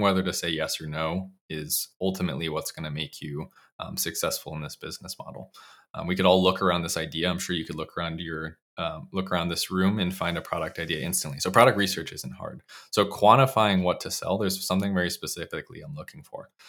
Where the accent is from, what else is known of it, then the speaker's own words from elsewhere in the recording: Bristol, Connecticut, United States; I grew up in Bristol, Connecticut